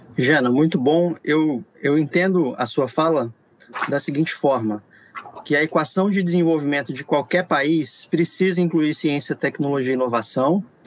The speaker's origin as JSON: {"language": "Portuguese", "town": "Natal", "region": "Rio Grande do Norte", "country": "Brazil", "tie": "born or raised there", "said": "eu cresci em Natal, me formei no FRN, então tô, tô acostumado a falar simbora também"}